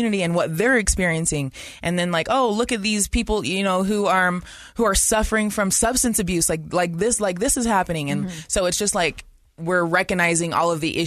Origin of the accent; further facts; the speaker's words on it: West Valley City, Utah, United States; I grew up in West Valley